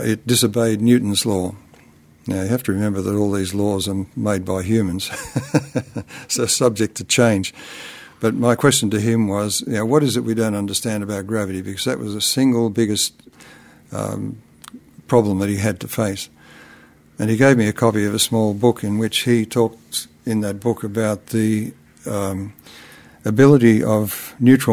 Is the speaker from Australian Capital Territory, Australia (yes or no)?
yes; Canberra, Australian Capital Territory, Australia; my hometown in Australia, which is the capital of Australia